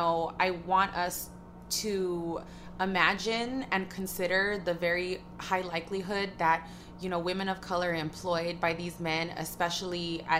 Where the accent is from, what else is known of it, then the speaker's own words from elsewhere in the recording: Los Angeles, California, United States; We're both like born and raised in Los Angeles.